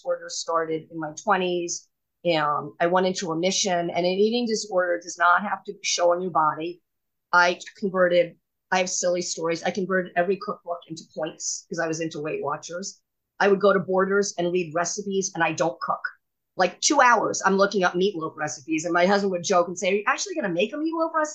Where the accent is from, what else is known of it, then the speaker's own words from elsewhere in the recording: New York City, New York, United States; I grew up in New York City, private school